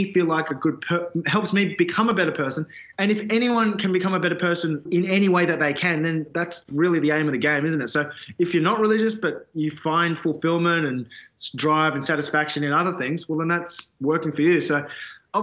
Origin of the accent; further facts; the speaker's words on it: Australia; ethnic kids growing up in Australia, you go back to your parents' country